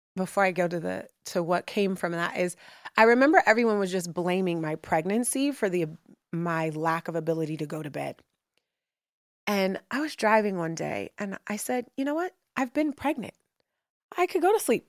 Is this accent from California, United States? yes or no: yes; Oakland, California, United States; moved away as an adult; also born or lived in New York City; now in Brooklyn, New York, United States; growing up in Oakland, when I moved here to, you know, go to undergrad